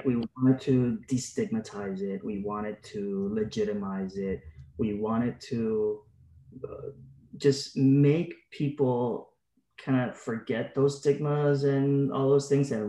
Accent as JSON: {"language": "English", "country": "Puerto Rico", "tie": "born or raised there", "moved": "as an adult", "said": "I was born and raised in Puerto Rico"}